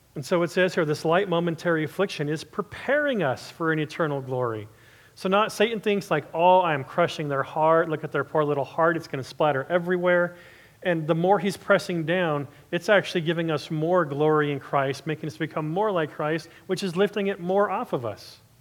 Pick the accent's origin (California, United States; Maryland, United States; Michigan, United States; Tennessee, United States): California, United States; Southern; I'm originally from SoCal